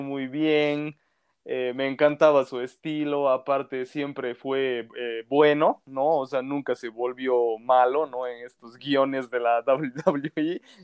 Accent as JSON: {"language": "Spanish", "country": "Bolivia", "said": "soy de Bolivia"}